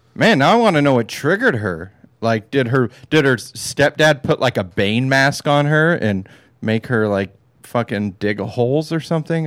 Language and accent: English; California, United States; I'm a Californian